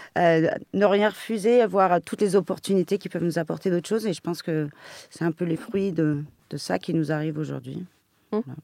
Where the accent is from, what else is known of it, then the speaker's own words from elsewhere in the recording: Paris, Île-de-France, France; je suis parisienne depuis toujours. Euh, ma jeunesse était celle d'une parisienne